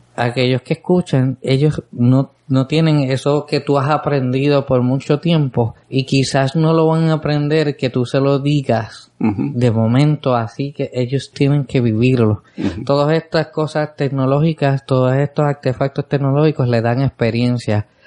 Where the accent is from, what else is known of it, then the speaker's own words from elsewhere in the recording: San Lorenzo, Puerto Rico; Es mi pueblo.